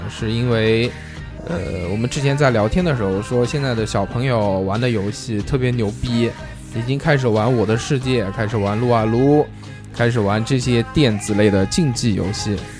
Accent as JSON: {"language": "Chinese", "town": "Nanjing", "region": "Jiangsu", "country": "China", "accent": "Nanjing dialect", "said": "我们南京话就叫弹子儿"}